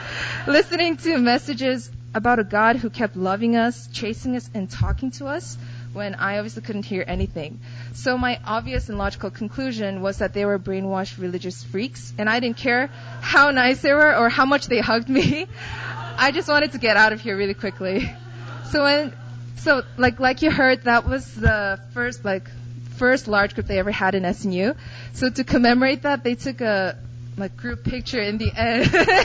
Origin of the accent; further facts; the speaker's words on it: Poland; also born or lived in Korea; I was born in Korea, but I was raised in Poland since I was 3. My parents were pretty young, and they were successful in starting up their own business.